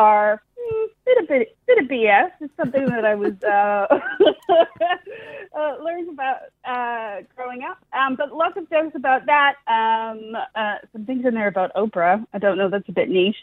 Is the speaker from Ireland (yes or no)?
no; Winnipeg, Manitoba, Canada; moved away as an adult; also born or lived in East Devonport, Tasmania, Australia; now in Australia; Why would you ever leave Winnipeg? I left for bigger and better things, and then I lived in East Devonport for 13 years.